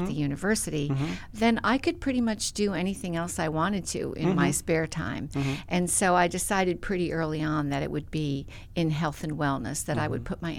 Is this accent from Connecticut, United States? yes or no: yes; Middletown, Connecticut, United States; now in South Carolina, United States; I'm Middletown, so we're right across the river